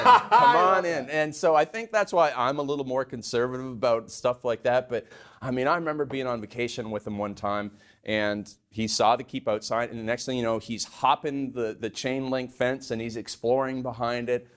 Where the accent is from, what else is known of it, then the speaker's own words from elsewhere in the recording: Canada; I grew up in Canada. We had a beef cattle ranch.